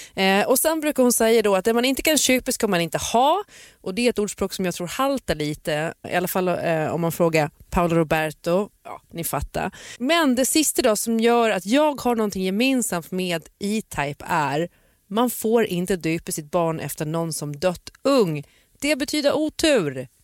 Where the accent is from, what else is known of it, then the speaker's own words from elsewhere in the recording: Gotland, Sweden; min barndom på Gotland